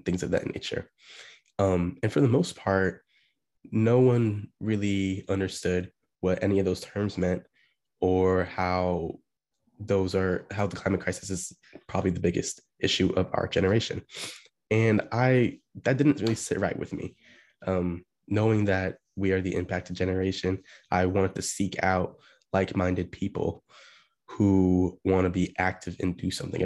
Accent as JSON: {"language": "English", "town": "Beaverton", "region": "Oregon", "country": "United States", "moved": "as an adult", "lives_now": "Washington, D.C., United States", "said": "I'm from Portland, Oregon, or more specifically Beaverton, Oregon"}